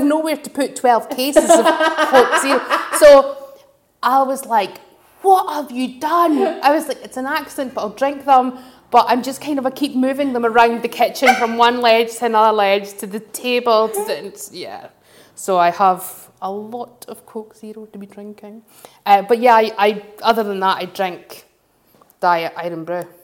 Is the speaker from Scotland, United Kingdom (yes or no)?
yes; Glasgow / Dundee, Scotland, United Kingdom; growing up in Glasgow, growing up in Dundee